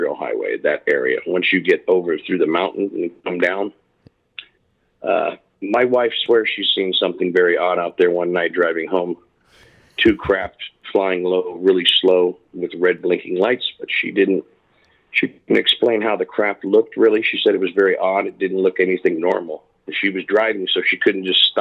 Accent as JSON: {"language": "English", "town": "Long Beach", "region": "California", "country": "United States", "tie": "born or raised there", "also_born_or_lived": "Lakewood, California / San Jose, California / Nevada", "said": "I grew up in Long Beach, California, then east side of Lakewood, California, which is right by Long Beach as well"}